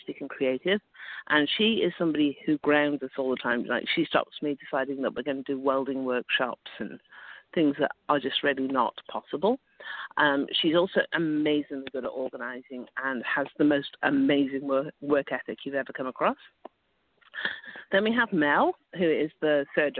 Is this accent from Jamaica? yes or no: no; United Kingdom; moved away as an adult; now in Ottawa, Canada; I'm obviously British. I'm kind of newish to Canada